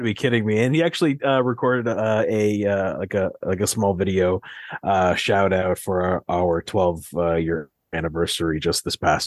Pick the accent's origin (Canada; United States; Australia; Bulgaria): Canada; Mississauga, Ontario; born and raised in Mississauga at Credit Valley Hospital